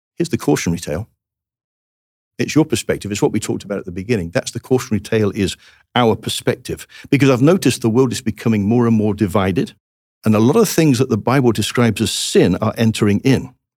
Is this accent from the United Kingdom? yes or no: yes; England, United Kingdom; moved away; as an Englishman